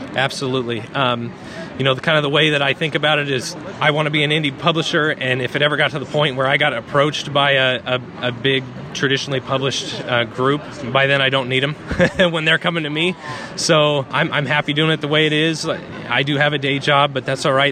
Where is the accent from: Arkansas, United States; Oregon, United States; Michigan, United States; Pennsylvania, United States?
Oregon, United States; Eastern; local schools where I grew up in Eastern Oregon